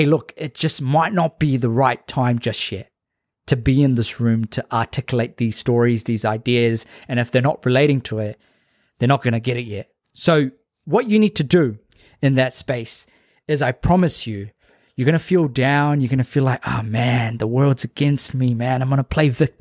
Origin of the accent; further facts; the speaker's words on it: Auckland, New Zealand; growing up in South Auckland